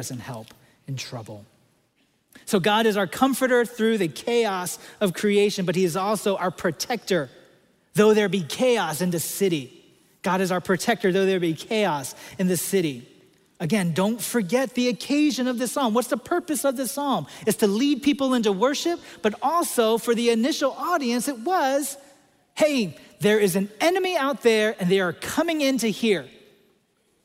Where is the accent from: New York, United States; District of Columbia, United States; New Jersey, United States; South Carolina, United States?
District of Columbia, United States; Washington; I grew up in Washington, D.C.